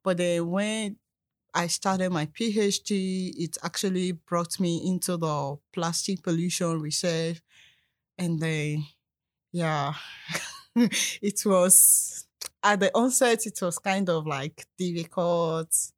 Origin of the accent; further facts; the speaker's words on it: Nigeria; moved away as an adult; also born or lived in South Africa; now in Canada; I'm a Nigerian